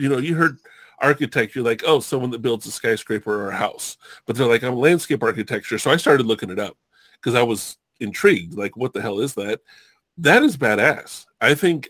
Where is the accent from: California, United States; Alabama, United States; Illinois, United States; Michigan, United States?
California, United States; Southern; also born or lived in Hawaii; I grew up in Southern California